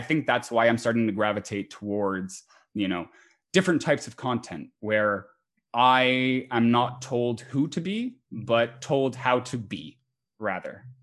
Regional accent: Montreal, Quebec, Canada; I am from Montreal, Oh, Canada

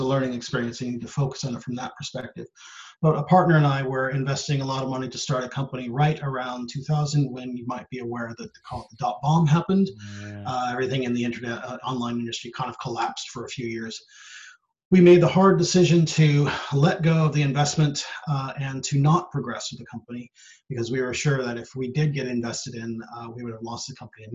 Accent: United States; moved away as an adult; also born or lived in San Francisco Bay Area / Sri Lanka; I have come from the States. I'm originally American.

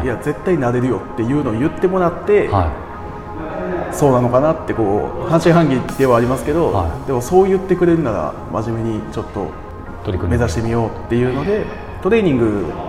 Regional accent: Osaka, Japan; moved away as an adult; now in Tokyo, Japan; 出身は大阪

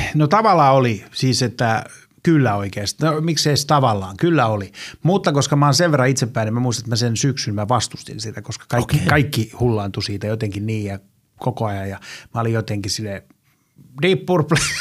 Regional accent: Helsinki, Uusimaa, Finland; mä oon Helsingistä – tässä pitää olla tarkkana. Mä aina sanon, että mä oon Malmilta, mutta mun äiti aina valittaa, koska mä asuttiin lapsena Tapanilan puolella

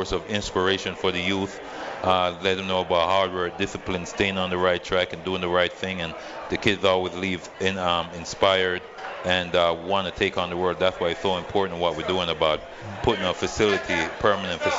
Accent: Freeport, United States; now in Las Vegas, United States; We've been doing it since 2015 in Freeport High School, my hometown

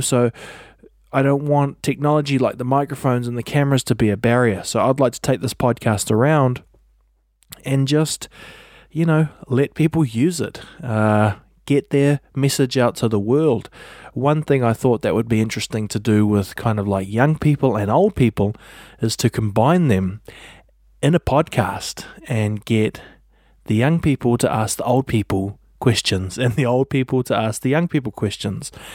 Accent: New Zealand; I'm a podcaster from New Zealand.

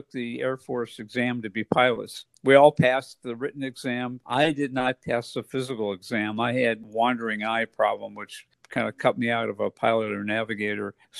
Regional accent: Elyria, Ohio, United States; moved away; So I'm from Elyria, Ohio. That's on the west side of Cleveland

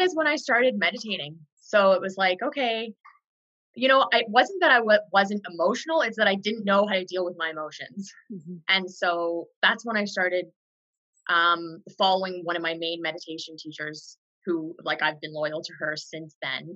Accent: far northwest British Columbia, Canada; moved away; I grew up in a really unique part of Canada. It's very remote. It's on the border of Alaska and far northwest British Columbia.

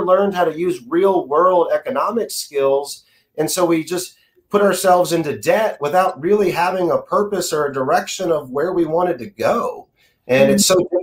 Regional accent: Austin, Texas, United States; I grew up in the Dell computers explosion era, especially being here from Austin

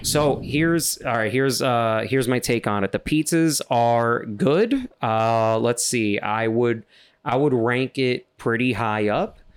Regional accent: New York City, New York, United States; I'm from Queens. Hear my accent

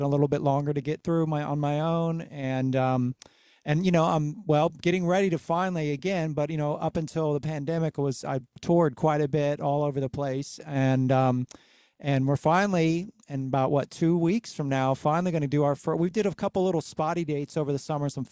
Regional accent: Cincinnati, Ohio, United States; grew up and, you know, raised in Cincinnati, Ohio

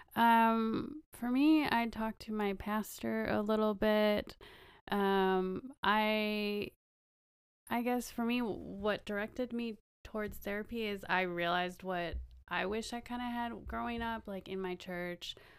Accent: Wisconsin, United States; moved away as an adult; also born or lived in Kentucky; now in California, United States; I grew up in Wisconsin

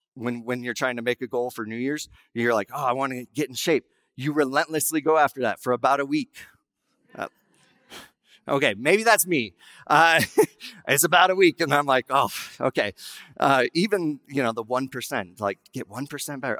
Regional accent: Wyoming, United States; I was raised in Wyoming

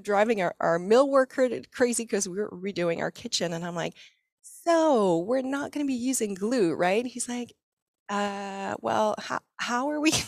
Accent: Quebec, Canada; moved away as an adult; also born or lived in British Columbia; After 12 years in BC, we decided we needed to go back to um, our family. So we're from Quebec.

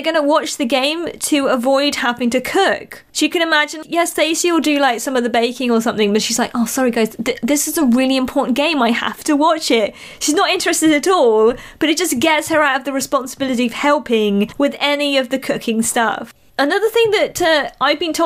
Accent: United Kingdom; also born or lived in Malaysia; being from a country where rugby's pretty big here in the UK as well

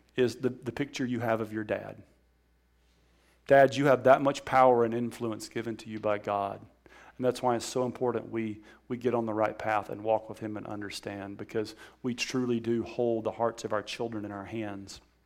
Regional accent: Alabama, United States; I'm from Alabama

